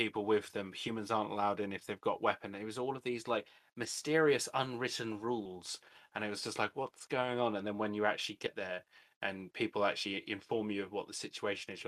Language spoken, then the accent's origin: English; London, United Kingdom; I was brought up in North London.